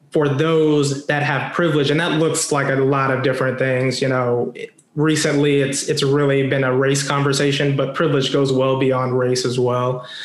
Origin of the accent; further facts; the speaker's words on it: Denver, Colorado, United States; I grew up or I claim uh, Denver, Colorado as my hometown.